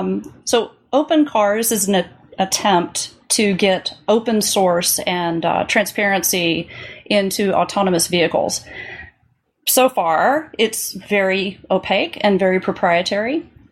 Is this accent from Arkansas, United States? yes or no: yes; Little Rock, Arkansas, United States; Yeah, I grew up mainly in Little Rock, Arkansas.